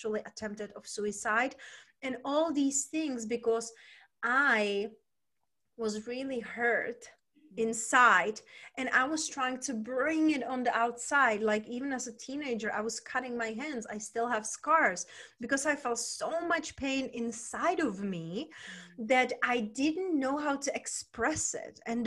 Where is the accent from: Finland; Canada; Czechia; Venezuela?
Czechia; moved away as an adult; also born or lived in London / Spain; now in United States; originally I was raised and born in Czech Republic. When I was 20, I moved to London